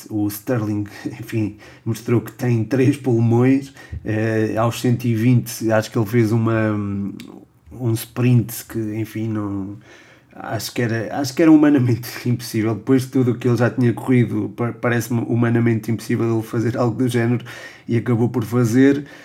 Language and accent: Portuguese; Portugal; sou português